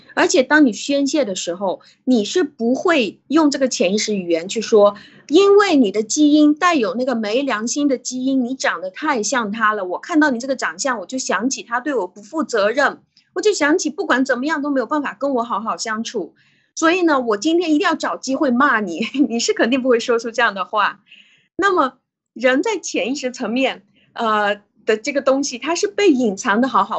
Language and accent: Chinese; China; 我们中国人的习惯